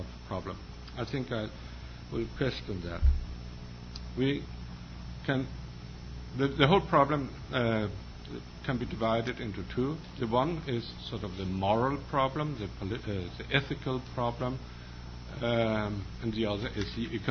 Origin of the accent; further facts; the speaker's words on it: Denmark; I come from Denmark, as was said, and Denmark is a rather homogeneous country